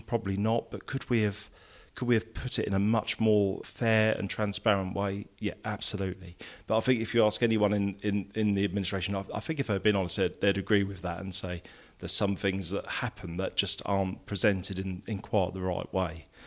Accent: Peterborough, East of England, United Kingdom; also born or lived in Essex; the whole sort of both sets of families migrated to Peterborough at a similar time.

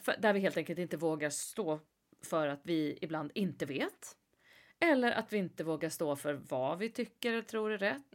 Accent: Sweden; som svensk

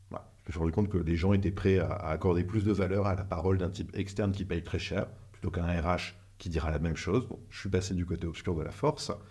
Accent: northern France, France; ça s'entend pas, mais je viens du nord de la France.

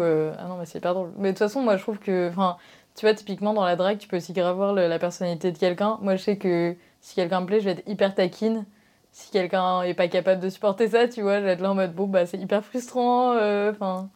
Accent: Marseille, Provence-Alpes-Côte d'Azur, France; je suis de Marseille

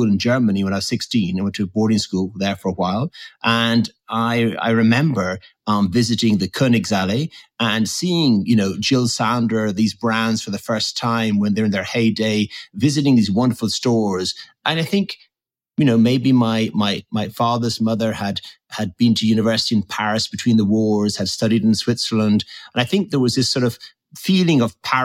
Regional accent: Tipperary, Munster, Ireland; moved away; also born or lived in Dublin; I had sort of, you could say, rather a classic or traditional upbringing in the countryside in Tipperary in Ireland

